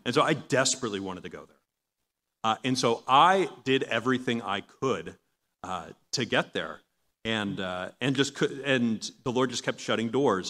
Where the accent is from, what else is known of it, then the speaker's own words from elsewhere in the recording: Long Island, New York, United States; moved away; I'm from Long Island originally.